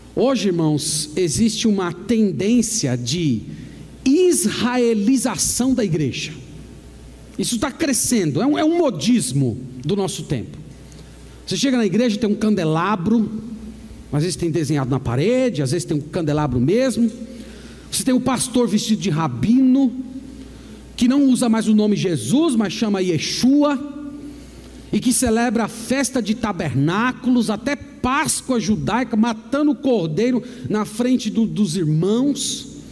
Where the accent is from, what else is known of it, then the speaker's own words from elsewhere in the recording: Brazil; todos nós somos brasileiros